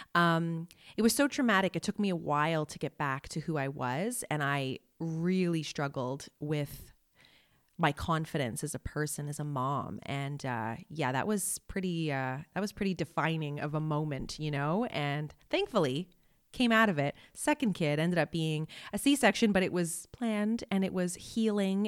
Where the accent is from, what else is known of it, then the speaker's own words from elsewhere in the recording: Montreal, Quebec, Canada; moved away as an adult; also born or lived in Toronto / Vancouver / Malaysia; I'm from Montreal